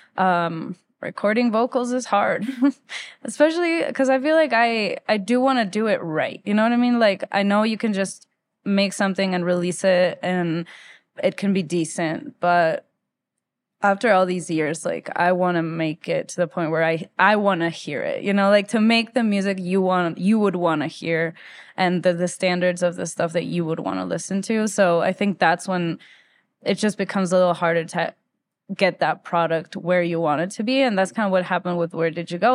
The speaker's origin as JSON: {"language": "English", "town": "Quito", "region": "Pichincha", "country": "Ecuador", "tie": "born or raised there", "also_born_or_lived": "Philadelphia", "moved": "as an adult", "lives_now": "Denver, United States", "said": "I was born in Quito, Ecuador in nineteen ninety-three. Um, And I grew up in Ecuador most of my life except for three years when my dad was doing his master's degree that we moved to Philadelphia."}